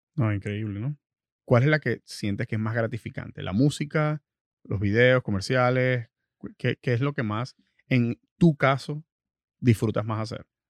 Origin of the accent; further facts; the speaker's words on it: Venezuela; moved away; personas venezolanas que vienen del mismo sitio donde, de donde vengo yo